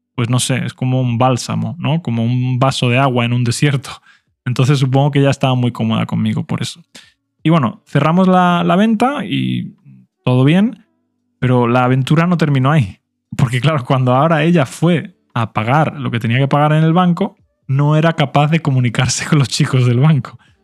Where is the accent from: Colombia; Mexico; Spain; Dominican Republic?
Spain; first language Spanish; todos los demás hablábamos español porque éramos españoles